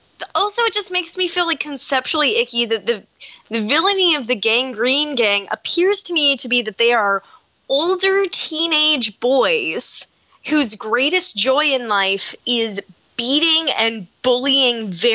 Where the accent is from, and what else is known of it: Appalachia, United States